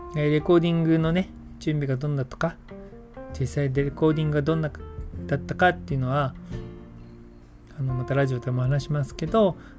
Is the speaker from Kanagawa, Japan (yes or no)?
yes; Yokohama, Kanagawa, Japan; moved away; 実家の用事で横浜に帰ることになった